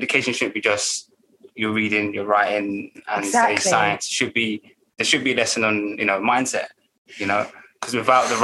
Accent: London, United Kingdom; I grew up in Hackney, and Hackney was known as the murder mile

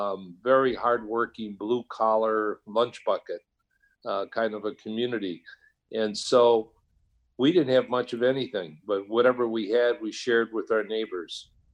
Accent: Illinois, United States; But that was enough for me to transfer to Illinois, back to my home state, in that university.

